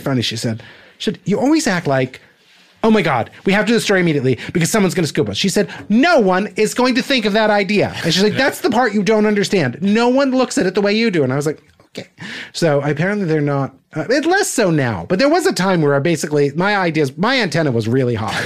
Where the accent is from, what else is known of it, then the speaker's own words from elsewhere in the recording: New Jersey, United States; I'm a kid from New Jersey